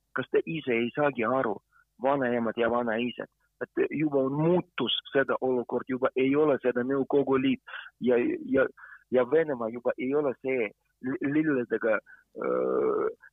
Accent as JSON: {"language": "Estonian", "country": "Ukraine", "second_language": "Estonian", "moved": "yes", "lives_now": "Estonia", "said": "mina olen ukrainlane, aga ma olen Eesti kodanik ka"}